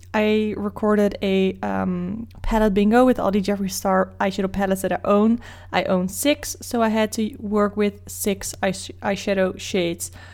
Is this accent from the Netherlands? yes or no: yes; Netherlands; English is a second language; Dutch people will probably keep speaking English to you, even though you might wanna speak Dutch, just so we can show off our English skills to you